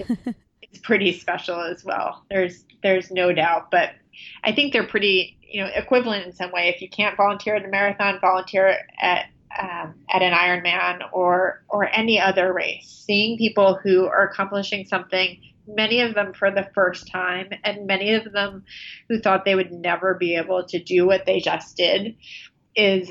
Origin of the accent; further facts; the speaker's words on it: New Jersey shore, United States; now in New York City, United States; grew up in New Jersey along the shore, about 10 miles from where he grew up in Freehold, New Jersey